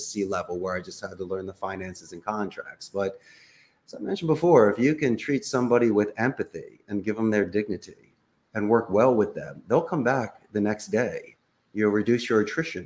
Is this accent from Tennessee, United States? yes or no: no; Philadelphia, Pennsylvania, United States; first language English; moved away as an adult; also born or lived in Arizona; now in Costa Rica; I'm originally from Northeast Philadelphia